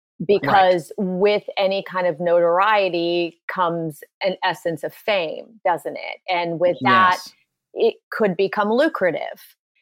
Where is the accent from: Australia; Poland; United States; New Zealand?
Poland; born there; I was born in Poland.